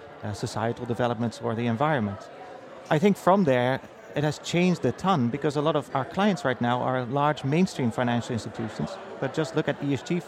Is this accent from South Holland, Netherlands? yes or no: no; Amsterdam, North Holland, Netherlands; now in United States; So my history really starts in Amsterdam. So I moved from the Netherlands to the US around 6 years ago.